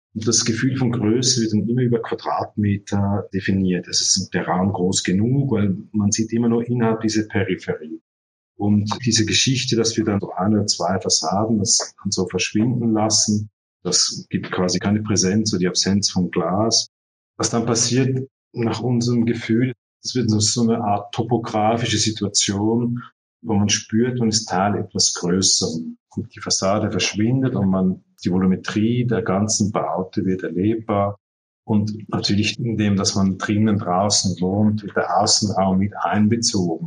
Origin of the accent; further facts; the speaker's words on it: Zurich, Switzerland; also born or lived in Barcelona; ich bin ja hier geboren in Zürich und studiert